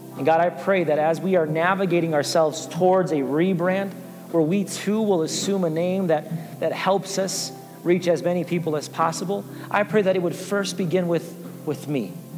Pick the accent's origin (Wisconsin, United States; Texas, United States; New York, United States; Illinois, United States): Illinois, United States; Chicago; now in Wichita, United States; I'm from Chicago, but you have to go miles from where, where I lived. I didn't meet my first uh, Caucasian person